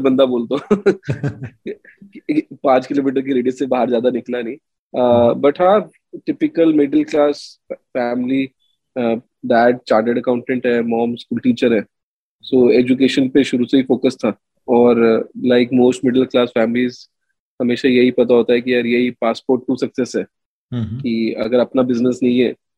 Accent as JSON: {"language": "Hindi", "region": "Delhi", "country": "India", "tie": "born or raised there", "said": "मैं तो दिल्ली में एक रेफ्यूजी कॉलोनी का लड़का हूँ मालवीय नगर में पला बड़ा"}